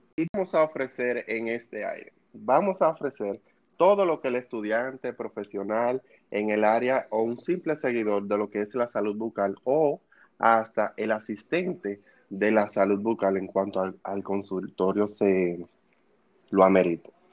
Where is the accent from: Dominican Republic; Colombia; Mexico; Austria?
Dominican Republic; soy de República Dominicana